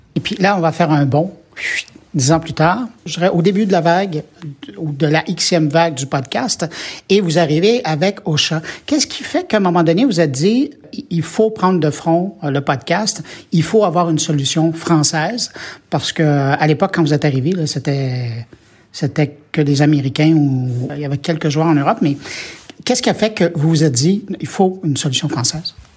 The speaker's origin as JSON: {"language": "French", "region": "Quebec", "country": "Canada", "said": "chez nous au Québec"}